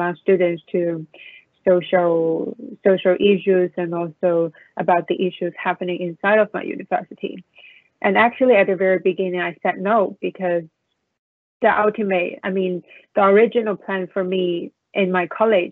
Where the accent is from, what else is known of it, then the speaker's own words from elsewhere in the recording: Hong Kong; moved away as an adult; also born or lived in United States / Beijing, China; now in Washington, D.C., United States; So I was born in the United States and I moved to Hong Kong when I was 7 years old